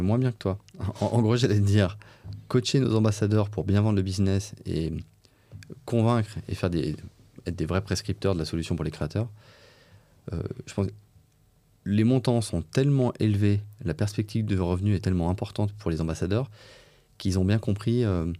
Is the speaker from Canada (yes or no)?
no; Saint-Étienne, Auvergne-Rhône-Alpes, France; moved away as an adult; now in Paris, France; d'origine stéphanoise